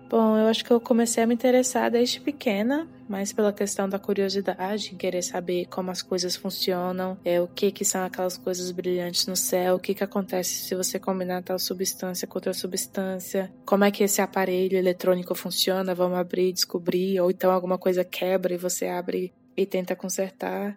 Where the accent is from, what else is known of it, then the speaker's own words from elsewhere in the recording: Brasília, Federal District, Brazil; moved away as an adult; also born or lived in United Kingdom / China; eu nasci e cresci em Brasília